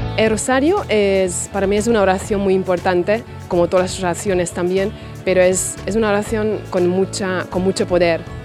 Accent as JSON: {"language": "Spanish", "country": "Hungary", "second_language": "Spanish", "moved": "as an adult", "lives_now": "Spain", "said": "soy de Hungría y llevo aquí 20 años ya en España."}